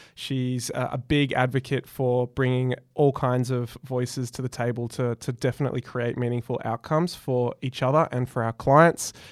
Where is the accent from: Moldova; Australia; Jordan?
Australia; I am, in fact, Australian